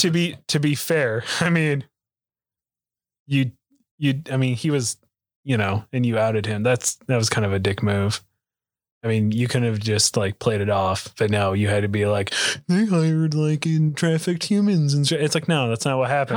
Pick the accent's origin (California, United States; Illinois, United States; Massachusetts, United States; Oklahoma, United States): Oklahoma, United States; I'm from Oklahoma